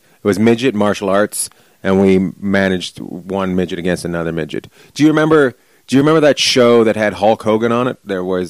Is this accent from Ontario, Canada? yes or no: no; British Columbia, Canada; also born or lived in Vancouver, Canada; now in Long Beach, United States; I'm from British Columbia, up near Alaska.